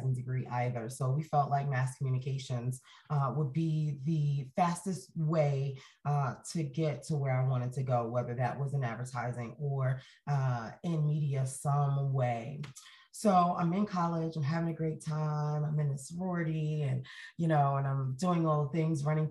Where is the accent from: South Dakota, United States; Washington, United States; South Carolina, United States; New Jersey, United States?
New Jersey, United States; Jersey City; moved away as an adult; also born or lived in Atlanta; now in Utah, United States; I was born in Jersey City, New Jersey, which if you've ever heard me speak before, you know, is the most diverse city in all of the United States of America. And I was there my entire childhood